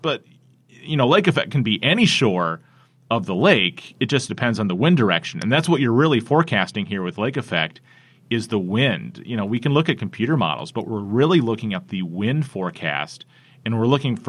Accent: South Bend, Indiana, United States; especially living here. I grew up here in South Bend, so I've only known lake effect snow.

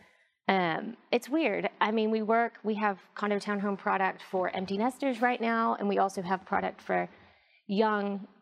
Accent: England, United Kingdom; now in United States; I grew up in England, so I've kind of got a unique background in terms of my dad was in the oil industry, so we moved from England to the U.S.

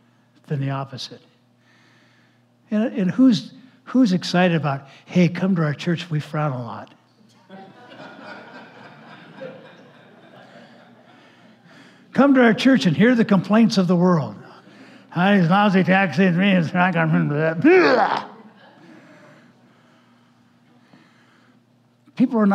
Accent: Los Angeles, California, United States; growing up in Los Angeles area back in the 1900s

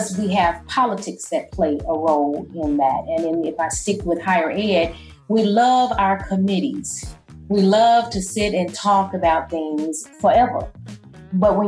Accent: St. Louis, Missouri, United States; moved away as an adult; now in Memphis, United States; I'm from St. Louis, Missouri. The neighborhood, the area is called Coon Valley.

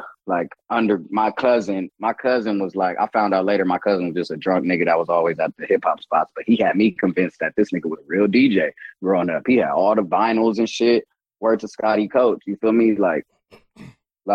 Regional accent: Long Beach, California, United States; I grew up in Long Beach.

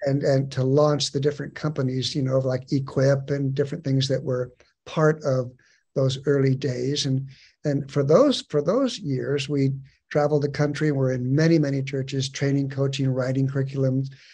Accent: San Diego, California, United States; moved away as an adult; also born or lived in Chattahoochee River area (Georgia/Alabama); I'm actually a native of Southern California, born and raised in San Diego

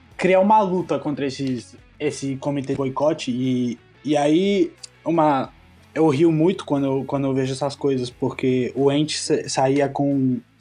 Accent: Argentina; Como argentino

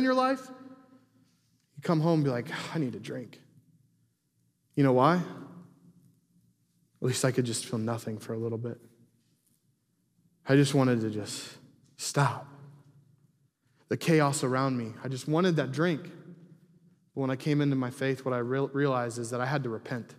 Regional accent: Huntington, United States; People that know me growing up, I was a rebel. I was not a good kid here in Huntington

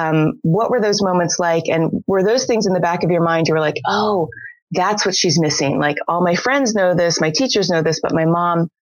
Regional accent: United States; Like, as an American, I'm not able to process that it might be different for others

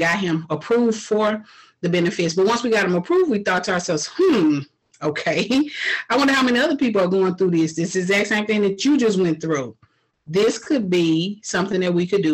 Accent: Houston, Texas, United States; I was born and raised in Houston, Texas.

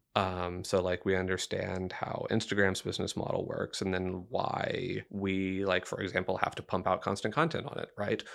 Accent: Dickinson, Texas, United States; moved away as an adult; now in San Marcos, United States; I grew up in Dickinson, Texas, which is right between Houston and Galveston.

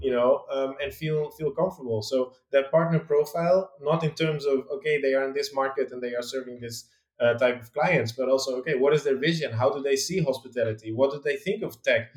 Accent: Netherlands; moved away as an adult; also born or lived in London; I'm from the Netherlands originally, and I used to live there until I was

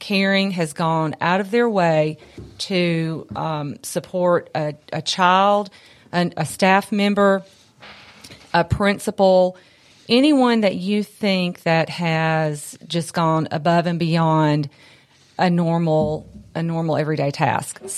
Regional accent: Columbia, United States; I'm from Columbia

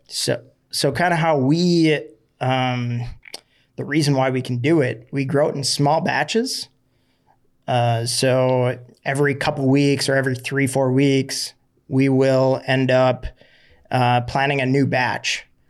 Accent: Florida, United States

